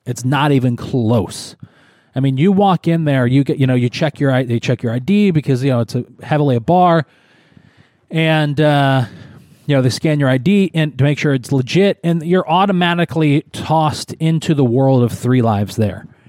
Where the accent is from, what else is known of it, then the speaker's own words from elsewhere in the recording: Syracuse, New York, United States; my hometown.